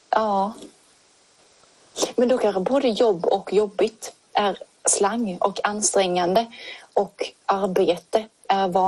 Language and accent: Swedish; Sweden; accent: mix of Scanian and Småland dialects; Jag tycker mer att jag har en blandning mellan skånska och småländska. Alltså, och att min skånska inte är så grov.